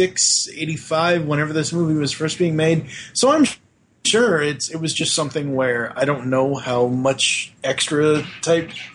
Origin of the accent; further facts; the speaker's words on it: Boston, Massachusetts, United States; moved away; growing up in Boston